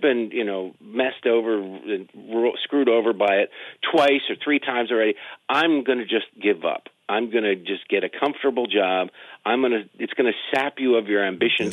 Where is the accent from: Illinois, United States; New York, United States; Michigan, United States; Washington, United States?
Michigan, United States; Detroit; moved away; also born or lived in Baltimore; I grew up in Detroit. I lived in Baltimore for 13 years.